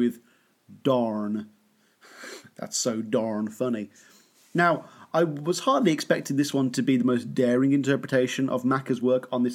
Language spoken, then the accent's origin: English; United Kingdom; being a Brit